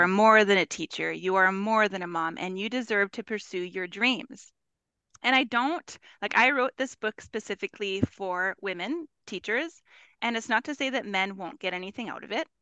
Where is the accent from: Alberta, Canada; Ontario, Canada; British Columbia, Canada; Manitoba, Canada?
Manitoba, Canada; Winnipeg; I am from Winnipeg, Manitoba, Canada, both Canadian